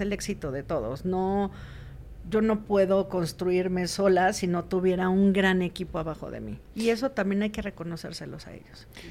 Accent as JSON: {"language": "Spanish", "country": "Mexico", "said": "nosotros como mexicanos"}